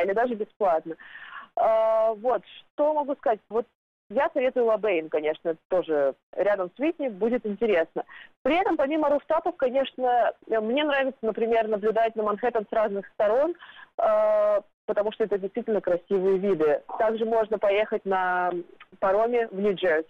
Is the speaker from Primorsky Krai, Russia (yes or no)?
yes; Primorsky Krai, Russia; now in New York, United States; я родом из Приморского края, и там у нас китайская еда — это как национальная еда